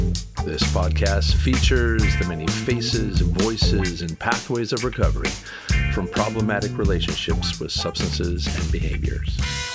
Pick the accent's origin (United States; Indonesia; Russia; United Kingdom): United States; North Carolina; also born or lived in Huntington Beach; I'm here in Raleigh, North Carolina. Raised in North Carolina, living here in Raleigh now.